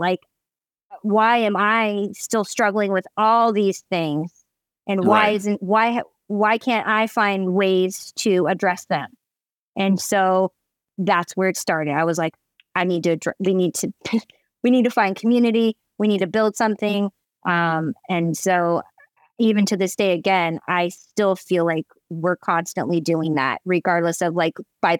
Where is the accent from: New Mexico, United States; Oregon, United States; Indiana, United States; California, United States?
Oregon, United States; Eugene; And I grew up in Eugene, Oregon, which is very small and very white. Oregon's very white.